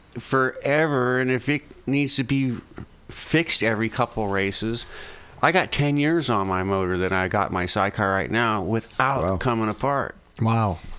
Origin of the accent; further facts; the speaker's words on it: United States; I'm American